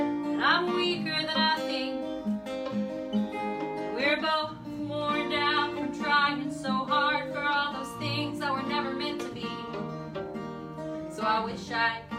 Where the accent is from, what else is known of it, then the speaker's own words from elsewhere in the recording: Wichita Falls, Texas, United States; moved away as an adult; also born or lived in Scotland; It's in Wichita Falls, Texas. My hometown